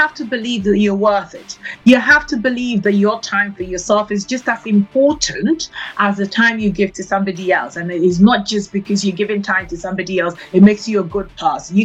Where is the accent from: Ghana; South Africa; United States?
Ghana; now in London, United Kingdom; I was actually born in Ghana in West Africa